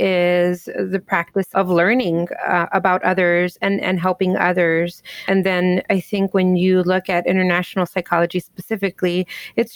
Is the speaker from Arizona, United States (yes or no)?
no; Southern California, United States; first language English; also born or lived in Miami, Florida; now in Chicago, United States; I grew up in Southern California, but I've also lived in lots of different places in the U.S. I lived in Miami, Florida for a while. I currently live in Chicago, Illinois